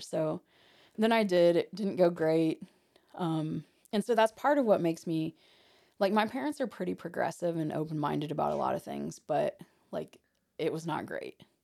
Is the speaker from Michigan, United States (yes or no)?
no; Hartford City, Indiana, United States; I'm from Hartford City